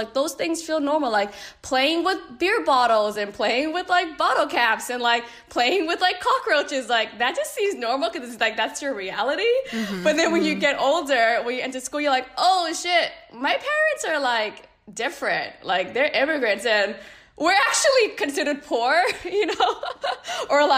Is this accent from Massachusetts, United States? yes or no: yes; Boston, Massachusetts, United States; we both grew up in Boston